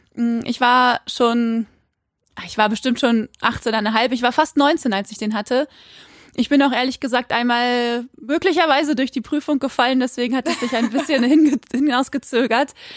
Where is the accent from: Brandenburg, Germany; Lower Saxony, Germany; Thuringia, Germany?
Lower Saxony, Germany; Quakenbrück; now in Osnabrück, Germany; sitze ich gerade in Osnabrück, aber aufgewachsen bin ich in Quakenbrück, in einer kleinen Stadt in Niedersachsen